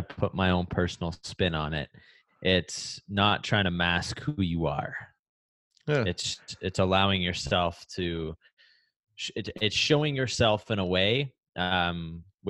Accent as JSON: {"language": "English", "country": "Canada", "tie": "born or raised there", "said": "Growing up in Canada"}